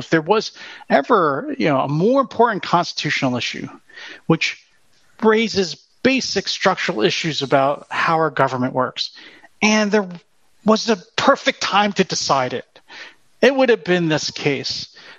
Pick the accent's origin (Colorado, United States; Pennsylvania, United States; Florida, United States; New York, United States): Pennsylvania, United States; my home state, Pennsylvania